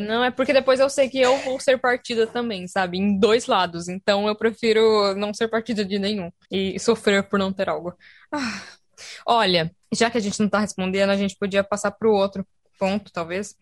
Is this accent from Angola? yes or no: no; Brazil; moved away; eu sou brasileira